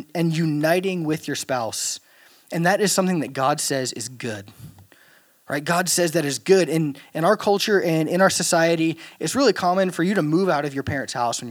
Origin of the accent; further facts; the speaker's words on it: Louisiana, United States; moved away; I'm from Louisiana